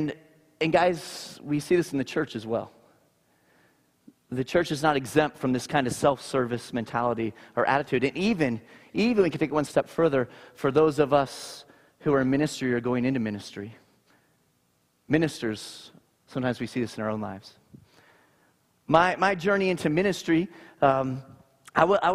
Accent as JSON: {"language": "English", "town": "Naples", "region": "Florida", "country": "United States", "tie": "born or raised there", "said": "I grew up in Naples, Florida"}